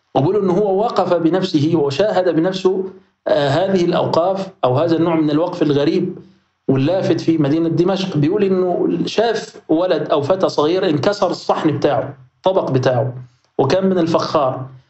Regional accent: Egypt; احنا عندنا في مصر

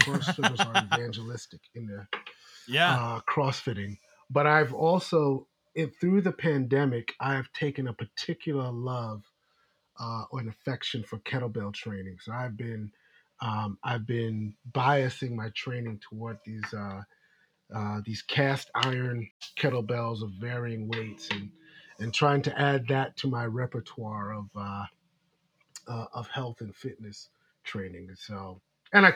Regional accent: New York City, New York, United States; moved away as an adult; also born or lived in Maryland; now in Washington, D.C., United States; I grew up in United Methodist Church in Brooklyn, New York

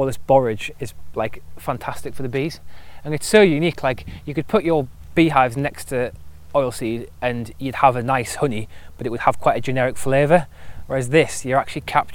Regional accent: Newcastle upon Tyne, North East England, United Kingdom; accent: Geordie; now in Oldstead, United Kingdom; my Geordie accent

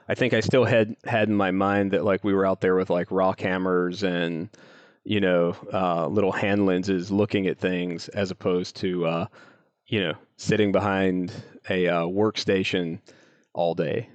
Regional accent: North Carolina, United States; I grew up in a little town in North Carolina, um, kind of in the, uh, in the foothills area

